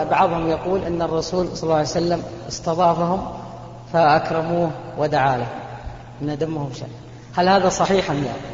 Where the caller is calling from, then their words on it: Kuwait; جيناك من الكويت